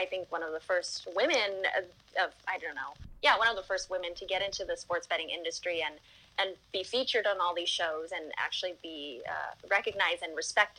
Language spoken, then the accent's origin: English; Las Vegas, Nevada, United States; So I was born and raised in Vegas, and I still live here. I've never lived anywhere else except for Las Vegas.